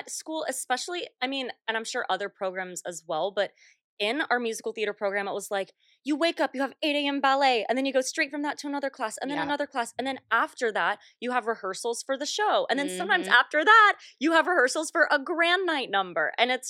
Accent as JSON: {"language": "English", "region": "North Carolina", "country": "United States", "tie": "born or raised there", "said": "I grew up 30 minutes outside of Elon. And my mom teaches at Elon, too. So I was, like, always back and forth. So, yeah. Was a North Carolina girl for a long time."}